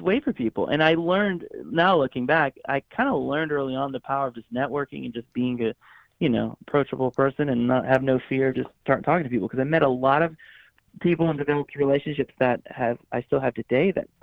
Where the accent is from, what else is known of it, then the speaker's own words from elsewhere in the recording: Florida, United States; moved away as an adult; also born or lived in Atlanta, Georgia / Los Angeles, California; now in Nashville, United States; I grew up in Florida. I was born in Atlanta, Georgia area. But I mean, from age 4 to 20 or 19, basically